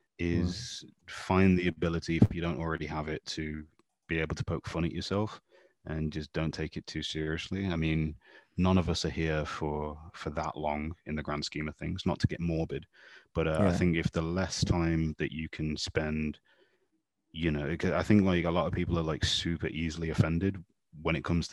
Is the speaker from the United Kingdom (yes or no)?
yes; England, United Kingdom; even though I'm from England, I knew very little about modern English history.